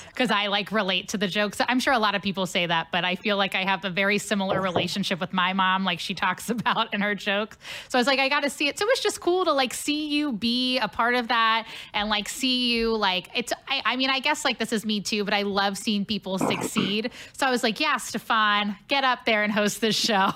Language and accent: English; Cincinnati, Ohio, United States; moved away as an adult; now in St. Louis, United States; I'm originally from Cincinnati. So, not oh. too different from St. Louis, but yep, I, I grew up in Cincinnati my whole life